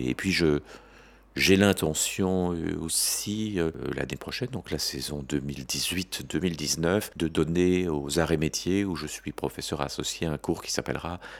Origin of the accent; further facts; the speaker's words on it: France; also born or lived in Belgium; On peut dire que je suis français, né en 1956, mais que j'ai passé une grande partie de ma vie en Belgique